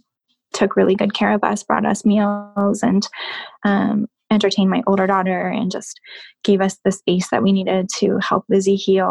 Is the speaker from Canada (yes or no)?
yes; Canada; moved away; growing up in Canada